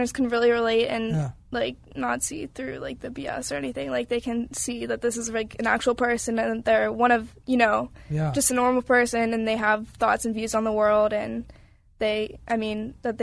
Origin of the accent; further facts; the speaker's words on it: Pittsburgh, Pennsylvania, United States; back for Pittsburgh. I'm doing my first show in my hometown